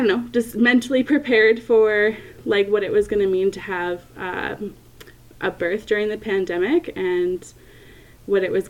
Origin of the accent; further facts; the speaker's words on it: Canada; I'm from Canada